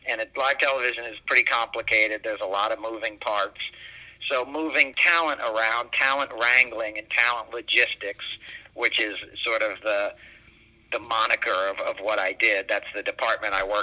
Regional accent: New York City, New York, United States; I grew up in New York City

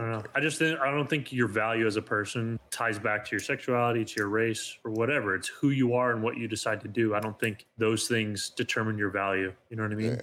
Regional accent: Arizona, United States; the Arizona Diamondbacks, my home state

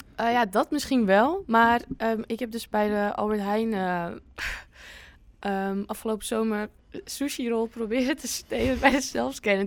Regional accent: Winkel, North Holland, Netherlands; now in Amsterdam, Netherlands; het heet Winkel, waar ik vandaan kom

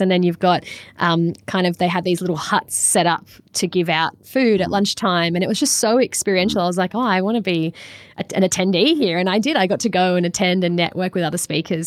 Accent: Australia; I'm from Australia

